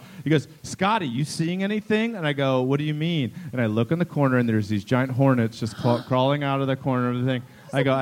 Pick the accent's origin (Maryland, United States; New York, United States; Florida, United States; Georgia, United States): Maryland, United States; I'm from Maryland.